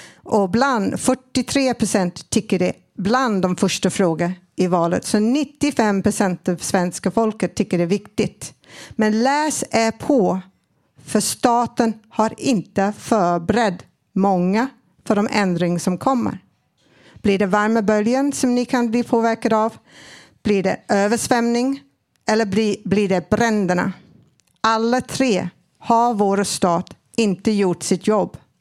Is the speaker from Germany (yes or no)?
no; Australia; Swedish is a second language; now in Sweden; jag är född i Australien